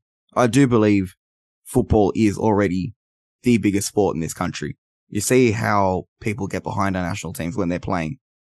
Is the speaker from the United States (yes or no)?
no; Australia; born or raised there